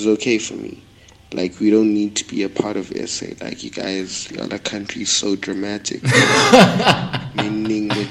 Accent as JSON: {"language": "English", "region": "Manzini", "country": "Eswatini", "said": "I come from Swaziland, in the sub-capital city, basically the second major city in our country called Manzini"}